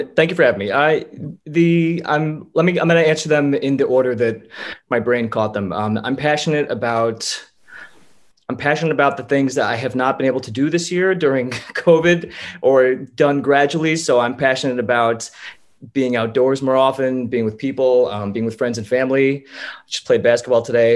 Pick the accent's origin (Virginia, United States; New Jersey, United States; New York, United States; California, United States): New Jersey, United States; Holland Township; I am from a small town called Holland Township, which is in Milford, New Jersey, which is near Clinton, New Jersey.